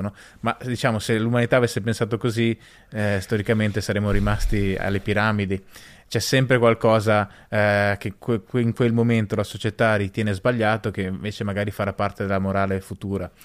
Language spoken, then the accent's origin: Italian; Bolzano, Trentino-Alto Adige, Italy; io sono originario di Bolzano